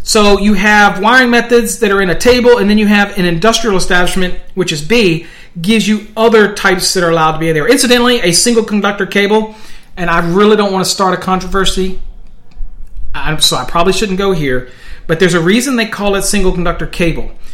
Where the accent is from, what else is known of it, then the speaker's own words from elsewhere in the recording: Virginia, United States; now in Texas, United States; I'm from Virginia